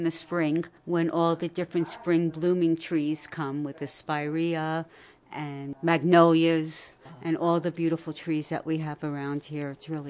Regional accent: Catskills, New York, United States; We moved up here when I was 18 months old, so I'm a native.

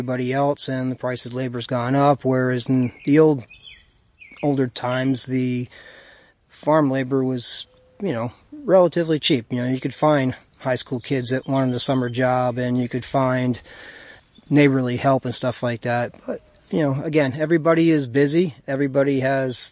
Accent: Jeffersonville, New York, United States; As a kid, I grew up in the Calicoon Jeff area

